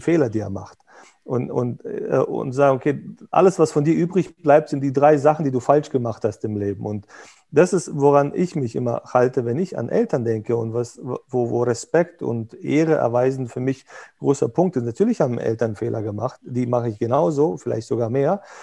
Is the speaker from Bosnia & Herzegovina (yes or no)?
yes; Bosnia & Herzegovina; moved away; wir kommen aus Jugoslawien, ex aus Bosnien